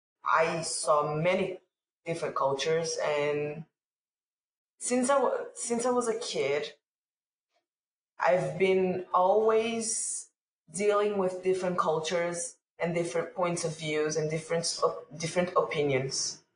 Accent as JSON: {"language": "English", "country": "Brazil", "tie": "born or raised there", "also_born_or_lived": "England", "said": "So I was born in England, and then, but I don't remember anything. I don't even have a passport because over there is bloodline and my parents are Brazilian. So I am full Brazilian, 100%. I stayed there until I was 3, then came back to Brazil."}